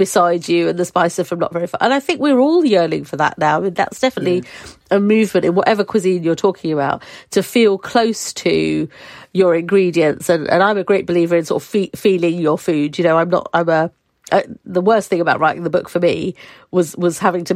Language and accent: English; Harlow, East of England, United Kingdom; also born or lived in Wales; I was born in Wales, but brought up in Essex